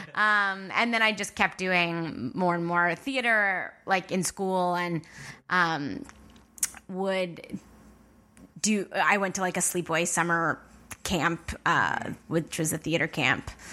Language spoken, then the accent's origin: English; Long Island, New York, United States; moved away; I'm from Long Island.